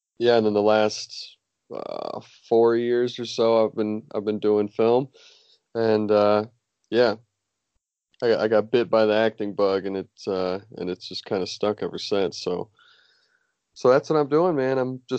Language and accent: English; Michigan, United States; I'm from Michigan.